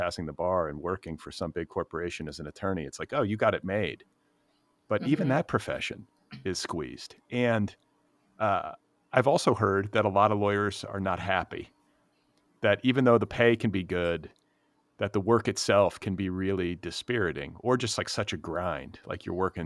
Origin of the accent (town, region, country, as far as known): Cedarburg, Wisconsin, United States; born or raised there; also born or lived in Milwaukee, Wisconsin